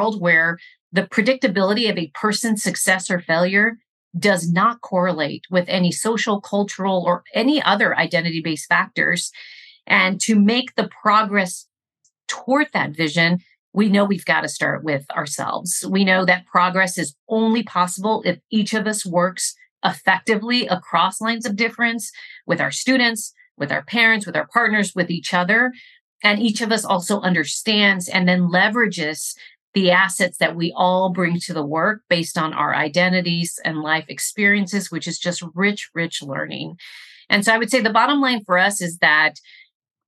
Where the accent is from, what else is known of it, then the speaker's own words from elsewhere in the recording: Rio Grande Valley, Texas, United States; I grew up in the Rio Grande Valley, and in my community, we have a population that is predominantly Mexican-American.